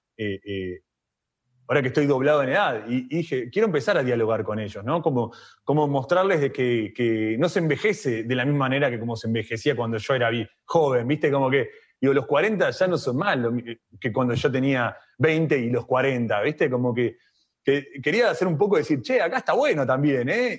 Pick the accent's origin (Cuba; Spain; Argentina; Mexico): Argentina; nací en Argentina